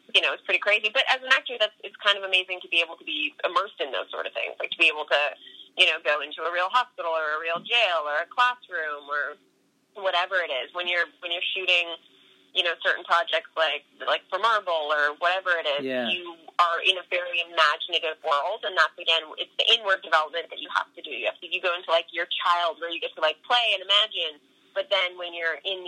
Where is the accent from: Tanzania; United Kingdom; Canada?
Canada